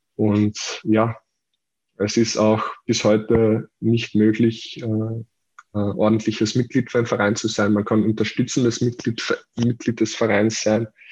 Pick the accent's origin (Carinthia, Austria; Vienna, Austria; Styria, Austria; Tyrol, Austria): Carinthia, Austria; für mich als Kärntner